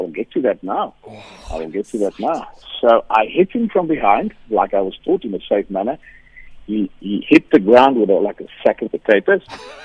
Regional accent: South Africa; I, being a South African white guy

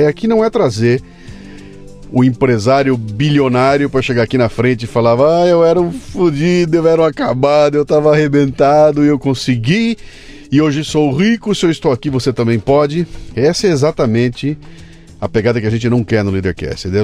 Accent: Sorocaba, São Paulo, Brazil; Você mora em? Sorocaba. Nasceu lá? Nasci em São Paulo, só que eu Sim. mudei para lá muito novo.

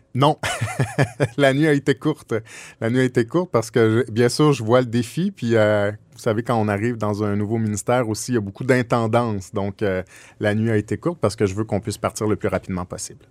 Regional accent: Quebec, Canada; on est québécois

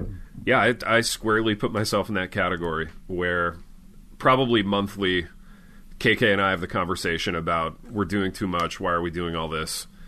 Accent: Midwest, United States; this is me speaking as a Midwesterner

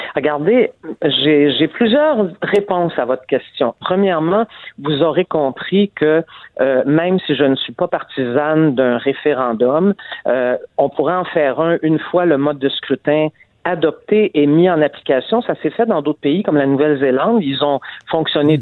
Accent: Montreal, Quebec, Canada; je suis montréalaise

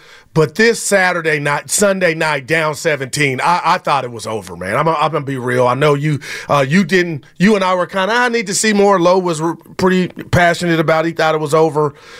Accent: the Bay Area, California, United States; I'm from the Bay.

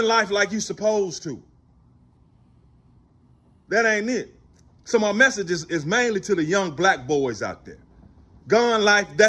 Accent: Memphis, Tennessee, United States; I grew up in inner city Memphis

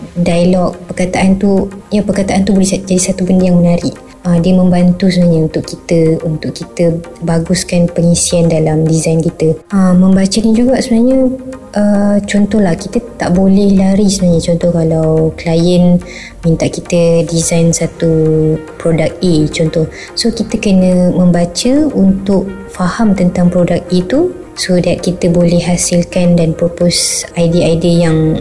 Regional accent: Batu Pahat, Johor, Malaysia; also born or lived in Kuala Lumpur / Perak / Shah Alam; saya berasal dari Batu Pahat, Johor.

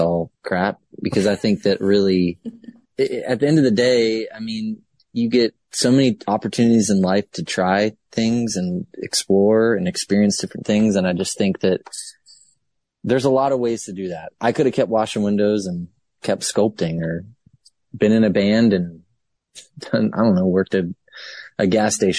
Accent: Baltimore, Maryland, United States; moved away as an adult; also born or lived in Savannah, Georgia; I came from the state of Maryland. That's where I was born. I was born in the city of Baltimore

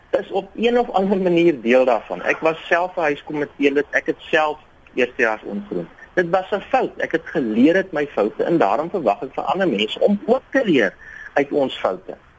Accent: South Africa

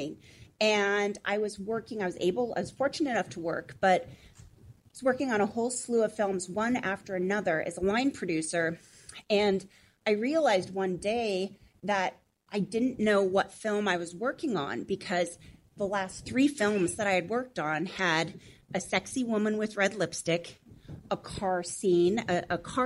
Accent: Montana, United States; I grew up in Montana on a goat farm in a log cabin

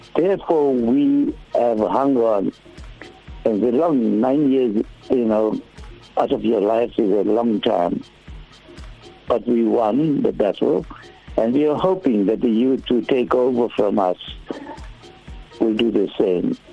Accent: South Africa; But we're also South Africans.

